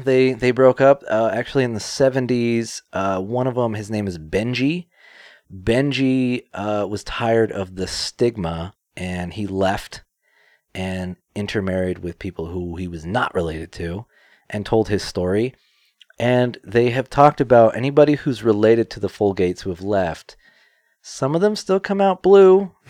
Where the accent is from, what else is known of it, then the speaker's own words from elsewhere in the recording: Kentucky, United States; I'm from Kentucky.